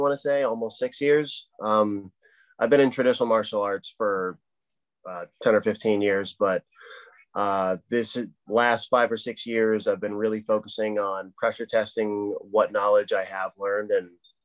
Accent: South Portland, Maine, United States; Right here in my hometown. I'm in South Portland, Maine

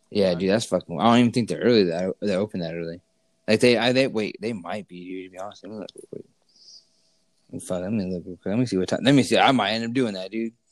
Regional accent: California, United States; He thought I was from Mexico because I told him I was from California

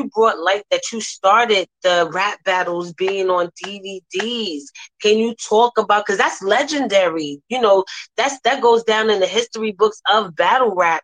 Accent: New York City, New York, United States; I'm from Harlem

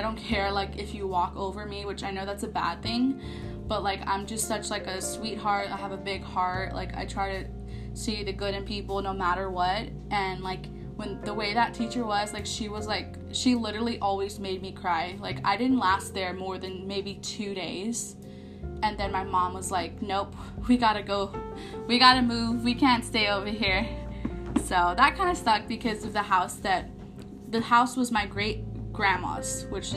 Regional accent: San Antonio, Texas, United States; I am born and raised in San Antonio, Texas, and I kind of grew up in the South Side

